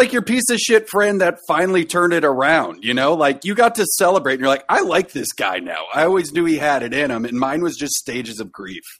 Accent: West Allis, Wisconsin, United States; I grew up in West Dallas.

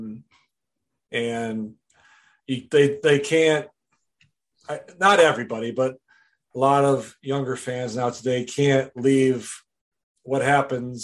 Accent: Rice Lake, Wisconsin, United States; my hometown of Rice Lake, Wisconsin

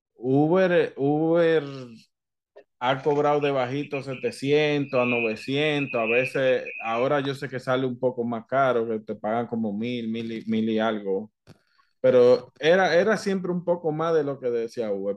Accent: Dominican Republic; yo soy dominicano

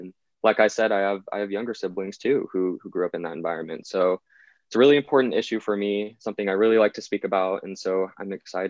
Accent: Northern California near Sacramento, United States; Well, I am 21 years old. I was born in Northern California near Sacramento, a very middle-class, blue-collar community and home.

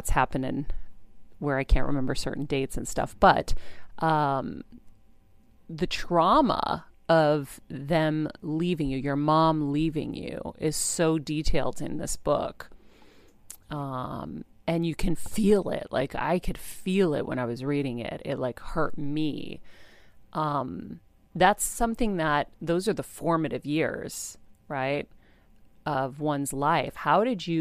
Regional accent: Massachusetts, United States; my home state of Massachusetts

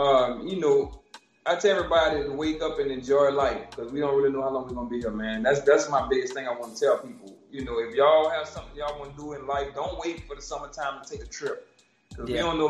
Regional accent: New Orleans, Louisiana, United States; moved away as an adult; now in Houston, United States; I'm from New Orleans

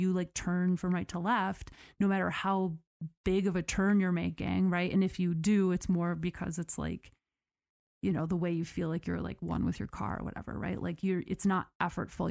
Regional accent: United States; I am that American

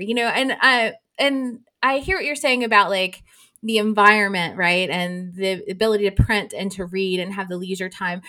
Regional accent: United States; maybe this is because I'm American

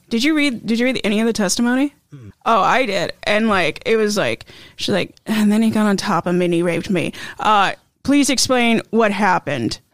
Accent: Idaho, United States; I am from Idaho

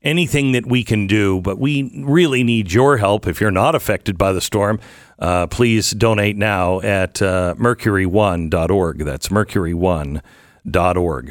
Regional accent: Pacific Northwest, United States; I grew up in the Pacific Northwest

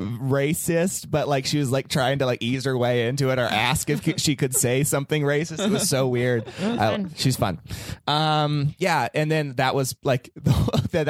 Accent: Vacaville, California, United States; my hometown, Vacaville

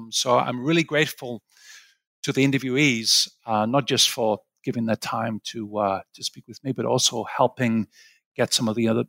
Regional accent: Sunderland, North East England, United Kingdom; also born or lived in Aberdeen / Cambridge / St Andrews; So I'm originally from England, where you're based right now. I'm from a place called Sunderland, which is the northeast of England.

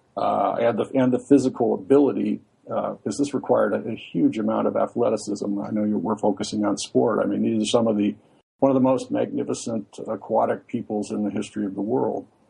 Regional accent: Santa Barbara, California, United States; we both grew up in Santa Barbara

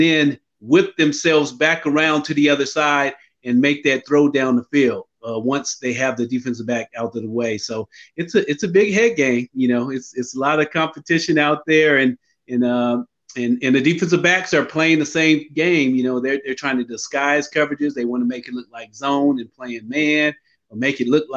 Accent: Sacramento, California, United States; I grew up in Sacramento, California

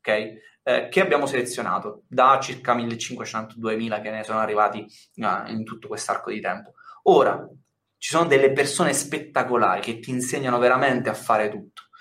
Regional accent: Milan, Lombardy, Italy; now in Termoli, Italy; io sono da Milano, mi sono trasferito a Termoli, anche per star vicino alla famiglia

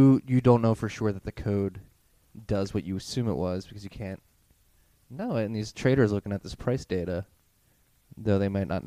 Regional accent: Philadelphia, Pennsylvania, United States; I'm from Philly

